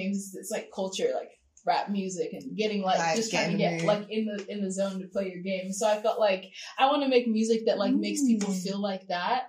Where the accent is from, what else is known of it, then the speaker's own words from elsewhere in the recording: Arizona, United States; I'm from Arizona.